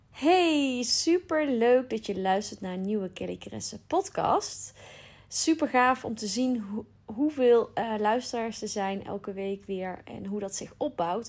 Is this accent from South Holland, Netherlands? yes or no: no; North Brabant, Netherlands; accent: Brabant; ik woon in Brabant, als je dat nog niet had begrepen aan mijn accent